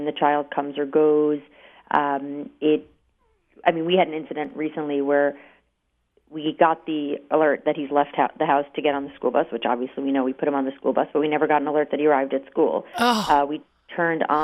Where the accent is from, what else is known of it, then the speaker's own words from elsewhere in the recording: New York, United States; growing up in New York